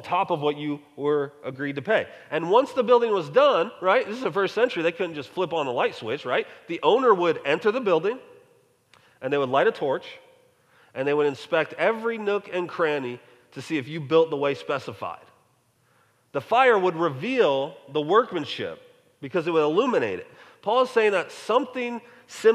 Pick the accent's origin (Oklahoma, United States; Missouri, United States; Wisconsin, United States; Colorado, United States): Colorado, United States; moved away; also born or lived in North Texas; growing up in Colorado